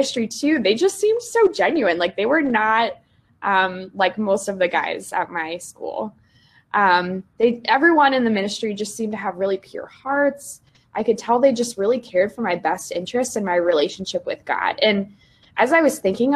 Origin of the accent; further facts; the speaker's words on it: Cincinnati, Ohio, United States; moved away as an adult; also born or lived in Indiana; now in West Lafayette, United States; I'm originally from Cincinnati, Ohio, and I grew up going to a Methodist church, actually, from preschool through high school